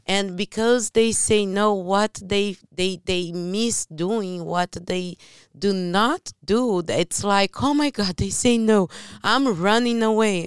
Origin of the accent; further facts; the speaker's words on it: Brazil; English is a second language; moved away; I'm from Brazil.